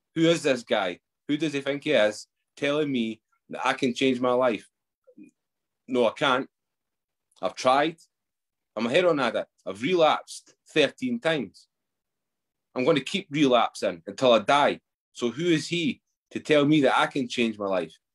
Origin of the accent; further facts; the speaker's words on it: Edinburgh, Scotland, United Kingdom; I grew up in Edinburgh.